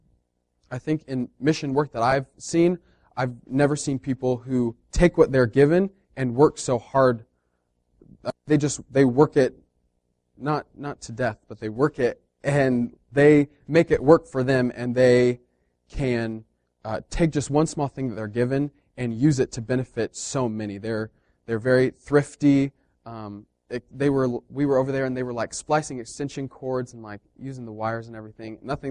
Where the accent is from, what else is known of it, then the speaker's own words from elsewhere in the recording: United States; as post-colonial freedom-fighting Americans